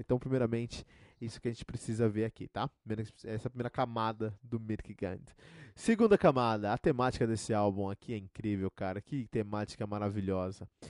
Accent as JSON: {"language": "Portuguese", "country": "Brazil", "said": "eu sou brasileiro"}